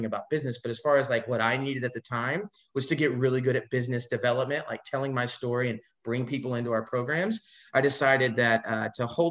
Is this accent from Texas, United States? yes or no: yes; Fort Worth, Texas, United States; moved away as an adult; now in Orlando, United States; I was born and raised in Fort Worth, Texas, and I spent 20 years there